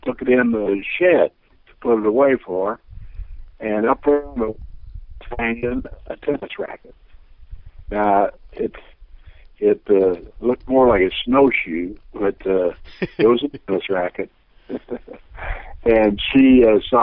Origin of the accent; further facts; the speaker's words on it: Terre Haute, Indiana, United States; Terre Haute in the days that I was growing up was kind of a wide-open town